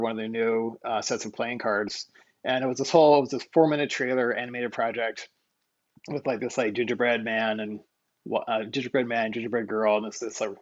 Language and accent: English; Hannibal, Missouri, United States; moved away; I was from Hannibal, Missouri, this little town of 20,000 people